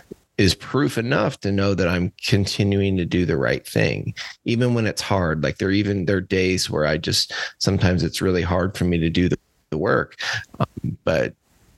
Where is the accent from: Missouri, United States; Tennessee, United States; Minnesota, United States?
Missouri, United States; Cuba; also born or lived in St. Louis, Missouri; I'm from Cuba, Missouri, outside of Cuba, Missouri. I was born in my family's cow calf operation